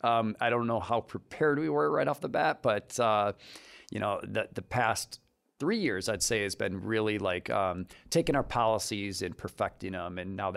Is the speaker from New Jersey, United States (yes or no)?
no; Detroit, Michigan, United States; now in Lansing, United States; Well, we grew up in Detroit, moved to Lansing when I was 14, went to Grand Lodge High School.